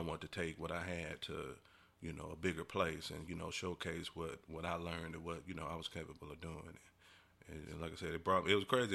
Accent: Decatur, Illinois, United States; moved away as an adult; now in Louisville, United States; born and raised in Illinois, man. Been down here in Louisville for about, hmm, going on about thirteen years.

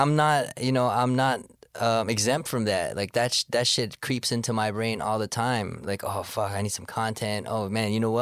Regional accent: Toronto, Ontario, Canada; I'm from Scarborough. I was born in Sc, you know, that's where I grew up

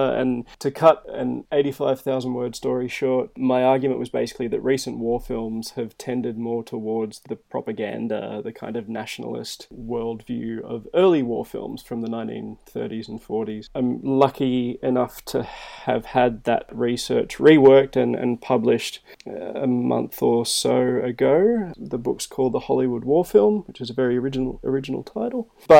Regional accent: Melbourne, Victoria, Australia; moved away; also born or lived in Tamworth / Wollongong / Western Sydney; which is a suburb probably 12 to 15 k's east of Melbourne, CBD. From there, we moved around quite a bit. I moved from Melbourne to Tamworth, which is a very, very different city in kind of rural New South Wales.

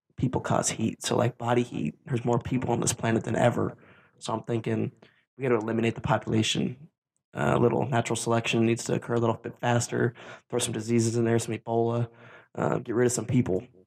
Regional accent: Columbus, Ohio, United States; Anthony and I, as we are from Columbus, Ohio

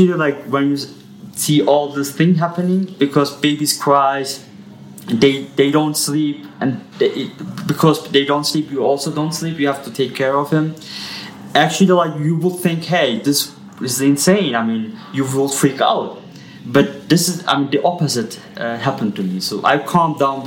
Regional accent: Hesse, Germany; also born or lived in Yozgat, Turkey; now in Ankara, Turkey; I grew up in Germany

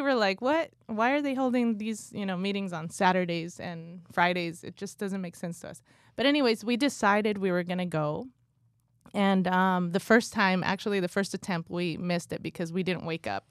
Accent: California, United States; also born or lived in Guatemala; I was born in Guatemala, raised in California, literally grew up in the church

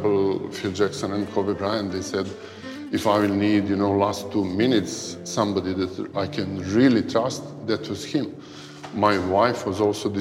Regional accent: Belgrade, Serbia; moved away as an adult; also born or lived in Slovenia; I'm originally from Belgrade, from Serbia, what was ex-Yugoslavia, you know, before, when I was born a long time ago.

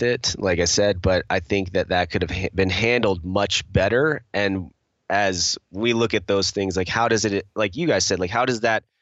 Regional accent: United States; I'm American

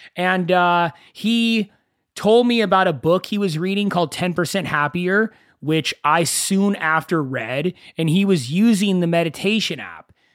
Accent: Agoura Hills, California, United States; I grew up in Agora Hills. It's about forty-five minutes to an hour away from Los Angeles

